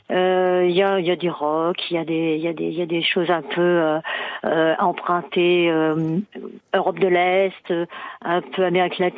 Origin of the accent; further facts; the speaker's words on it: Paris, Île-de-France, France; oui, de Paris.